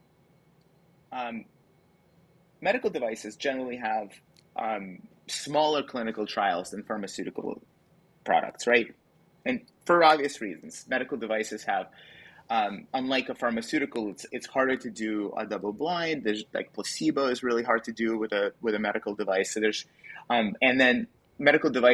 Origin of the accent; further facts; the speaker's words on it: Kyiv, Ukraine; moved away; I actually grew up in the Soviet Union. I grew up in Ukraine. I was born in Kiev